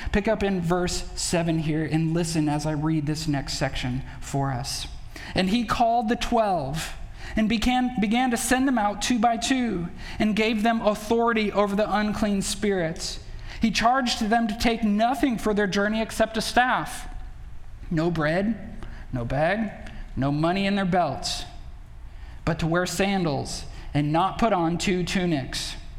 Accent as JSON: {"language": "English", "town": "Belmont", "region": "Wisconsin", "country": "United States", "tie": "born or raised there", "moved": "yes", "said": "we went back to, to Belmont"}